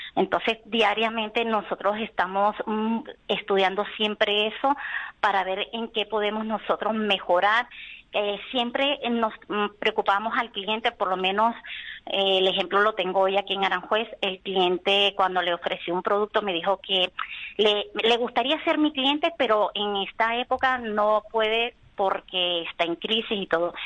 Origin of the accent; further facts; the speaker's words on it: Venezuela; moved away as an adult; now in Spain; vengo de Venezuela. Y tengo aquí mis padres, aunque son gallegos de Orense, este, llevo aquí 16 años